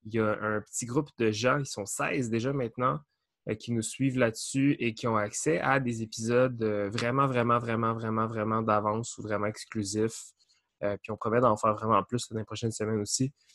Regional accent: Beloeil, Quebec, Canada; on est comme natifs de Belleuil, ben, somewhat natifs.

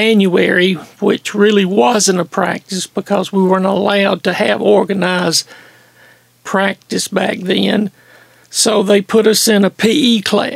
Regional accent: Greenville, South Carolina, United States; moved away as an adult; I grew up in Greenville, South Carolina.

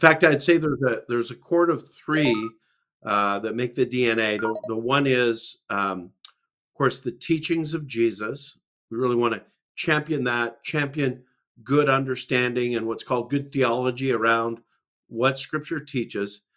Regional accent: Calgary, Alberta, Canada; I'm a Canadian from Calgary, Alberta, Canada.

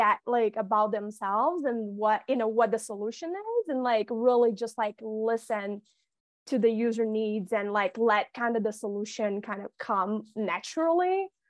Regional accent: Rio de Janeiro, Brazil; I'm from Rio de Janeiro

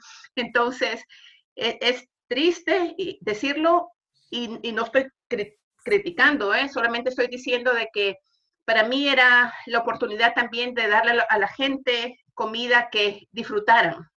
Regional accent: El Salvador; moved away as an adult; now in Henderson, United States; Soy salvadoreña, vivo en Henderson, Hendersonville desde hace aproximadamente seis años

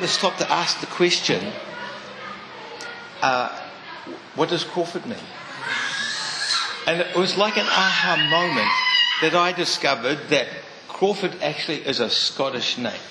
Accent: Mount Maunganui, Bay of Plenty, New Zealand; I grew up in Mount Maunganui

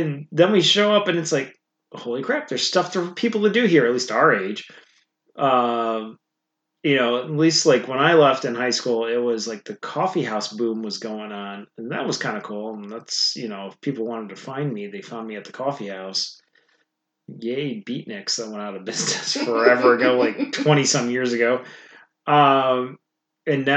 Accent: Michigan, United States; I grew up in Michigan.

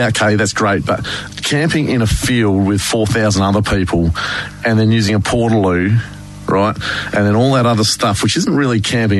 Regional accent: Melbourne, Victoria, Australia; Growing up in Melbourne.

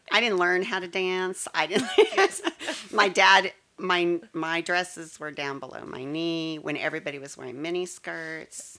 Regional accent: Colorado, United States; also born or lived in Texas; now in Frisco, Texas, United States; I was born and raised in Colorado

